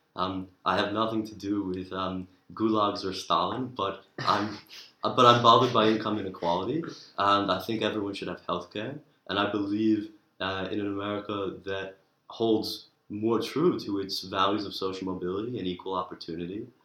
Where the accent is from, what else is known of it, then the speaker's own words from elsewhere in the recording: New York, United States; moved away as an adult; now in Oxford, United Kingdom; from New York